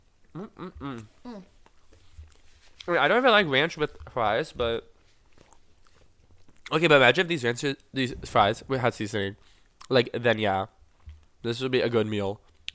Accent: Florida, United States; born there; Since I was born in Florida

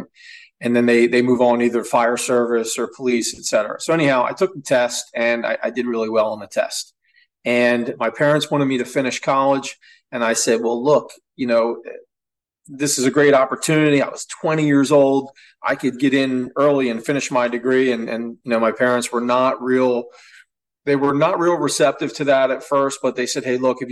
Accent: Atlantic City, New Jersey, United States; I was born in Southern New Jersey, specifically Atlantic City, New Jersey

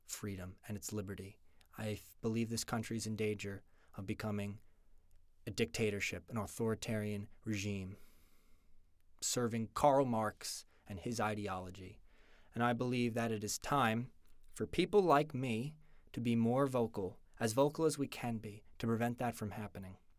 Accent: just outside New York City, United States; moved away as an adult; now in Utah, United States; I was born in New York, just outside New York City, and that's where I grew up my entire childhood

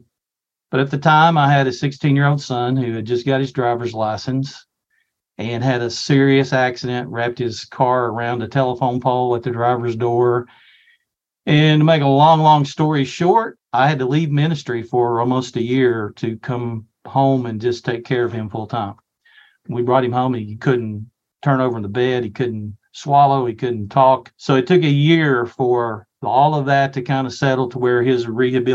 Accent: Ashland, Kentucky, United States; moved away as an adult; also born or lived in Cleveland / Durham; I was born in Ashland and grew up at Fairview Baptist Church, which is a Southern Baptist church near my home.

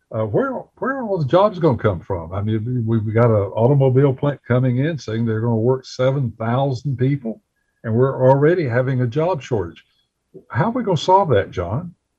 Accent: Bessemer City, North Carolina, United States; my hometown of Bessemer City

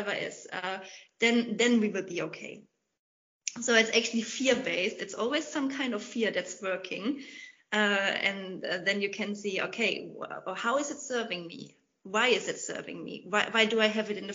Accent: Germany; also born or lived in England; in my home country, Germany

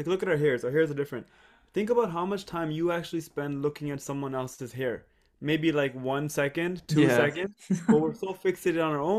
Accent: Canada; moved away as an adult; also born or lived in England / Monterrey, Mexico / Toronto; I'm from Canada.

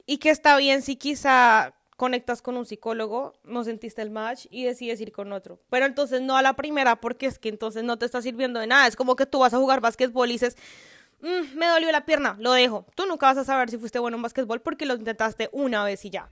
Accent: Colombia; moved away as an adult; now in Canada; yo estaba bien en mi país, o sea, no no de la mejor forma económicamente, porque vivir en Colombia es muy complicado

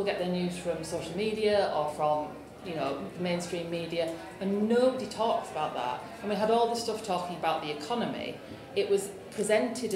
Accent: Yorkshire and the Humber, United Kingdom; I'm from North Yorkshire

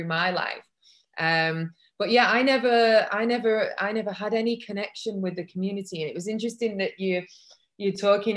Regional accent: Manchester, North West England, United Kingdom; I was born in Manchester in England, but brought up in a very white community

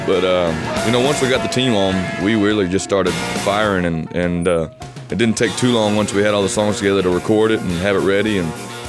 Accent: Garner, North Carolina, United States; I'll never forget where I'm from and Garner

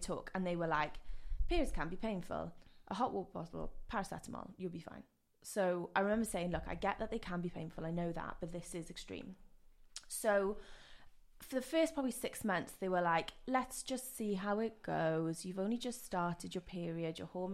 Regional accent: Wales, United Kingdom; first language Welsh; English is a second language; moved away as an adult; also born or lived in Loughborough / Yorkshire; now in London, United Kingdom; I'm from Wales

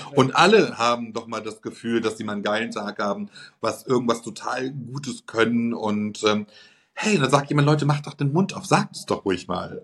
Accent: Germany; bei uns in Deutschland

